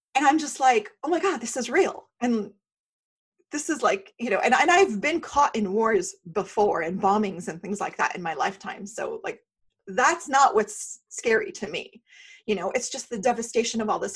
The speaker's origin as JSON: {"language": "English", "country": "Syria", "moved": "yes", "lives_now": "United States", "said": "I am from the Middle East, so I am from Syria, I'm a Syrian refugee. You wouldn't know it because I'm so Americanized"}